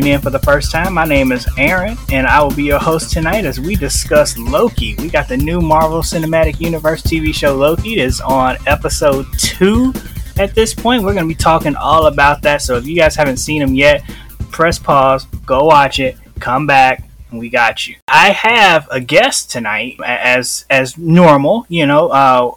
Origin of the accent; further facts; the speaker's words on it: Chicago, Illinois, United States; I grew up in Chicago